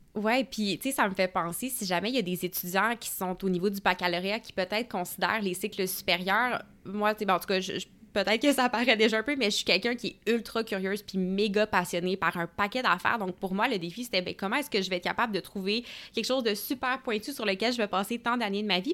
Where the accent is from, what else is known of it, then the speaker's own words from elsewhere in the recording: Gatineau, Quebec, Canada; je suis originaire de Gatineau, donc il est juste à côté d'Ottawa.